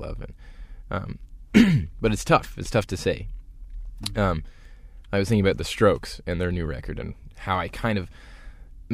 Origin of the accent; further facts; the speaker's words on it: Midland, Ontario, Canada; growing up in Midland, Ontario in the 90s